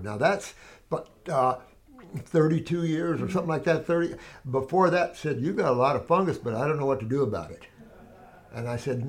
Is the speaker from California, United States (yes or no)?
no; Connecticut, United States; I grew up in Connecticut and have been pulling ticks off of me.